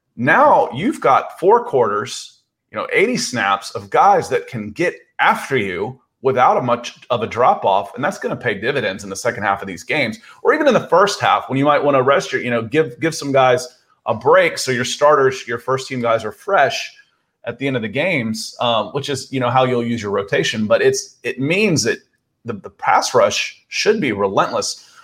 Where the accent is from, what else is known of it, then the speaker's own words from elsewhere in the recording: Georgia, United States; I moved to Georgia in seventy-eight. My parents moved me down here when I was five